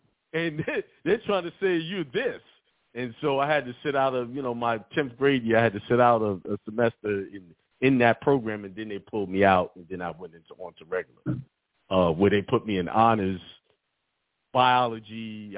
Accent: Brooklyn, New York, United States; I was raised in Bed-Stuy, so I wasn't having it.

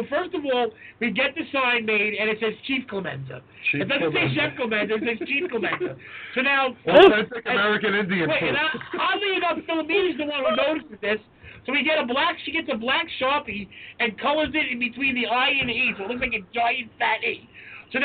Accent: New York City, New York, United States; we're from Staten Island or New York.

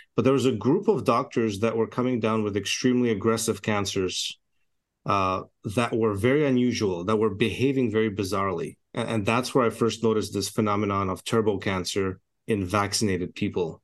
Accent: Canada; also born or lived in Edmonton, Alberta; I'm a Canadian physician

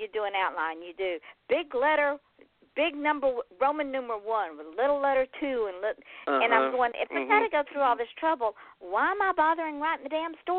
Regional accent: Atlanta, Georgia, United States; now in Florida, United States; I grew up driving in Atlanta traffic

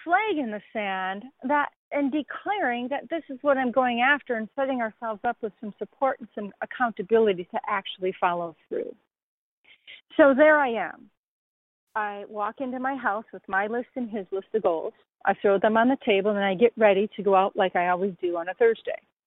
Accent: Racine, Wisconsin, United States; moved away as an adult; also born or lived in Hawaii; I'm a girl from Racine, Wisconsin.

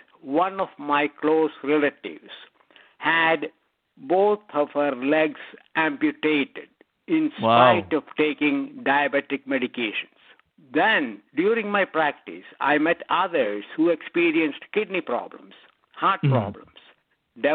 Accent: India; moved away as an adult; also born or lived in Scotland / Texas; now in United States; I grew up in India. I studied medicine

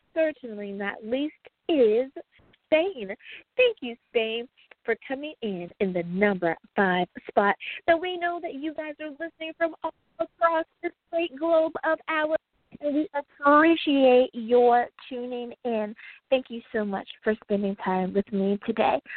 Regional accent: United States; my home country, the great United States of America

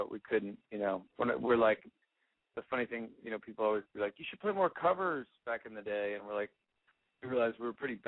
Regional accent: Westport, Connecticut, United States; In Westport, Connecticut

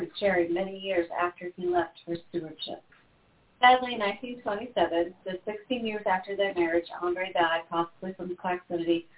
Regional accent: Vermont, United States; I grew up in Vermont

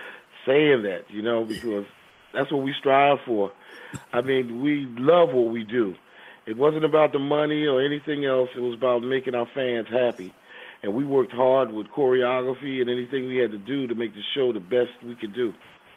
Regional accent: Philadelphia, Pennsylvania, United States

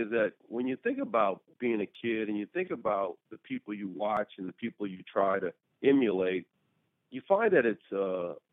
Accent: Washington, D.C., District of Columbia, United States; also born or lived in Albuquerque, New Mexico; I was born in Albuquerque, New Mexico, and then we moved to Washington, D.C. And when I moved to Washington, D.C.

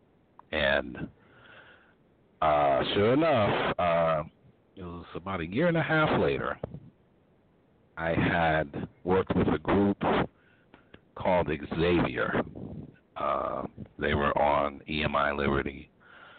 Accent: Hartford, Connecticut, United States; I actually did it in my hometown

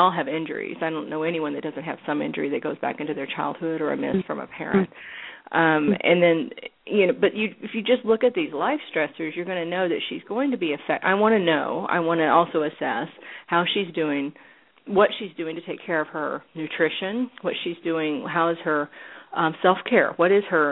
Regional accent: Tennessee, United States; moved away as an adult; also born or lived in California; now in Los Angeles, United States; I grew up in Tennessee

